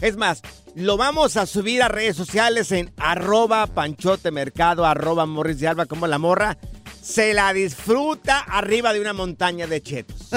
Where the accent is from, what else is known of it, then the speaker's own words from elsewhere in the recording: Durango, Mexico; moved away; donde yo soy de Durango